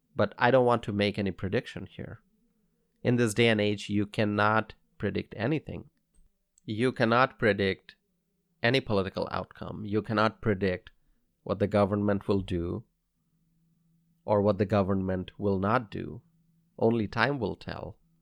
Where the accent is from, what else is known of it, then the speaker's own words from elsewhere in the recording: United States; as an American